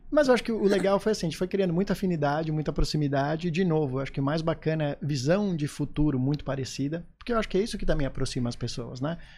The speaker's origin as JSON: {"language": "Portuguese", "region": "São Paulo", "country": "Brazil", "moved": "yes", "lives_now": "Florianópolis, Brazil", "said": "sou, sou paulistano."}